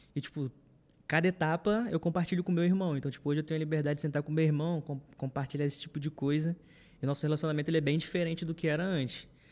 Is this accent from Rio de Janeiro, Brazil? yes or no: yes; Rio de Janeiro, Brazil; also born or lived in Olaria; hoje eu moro em Olaria, mas antigamente eu morava em Bom Sucesso com os meus pais, próximo aqui da igreja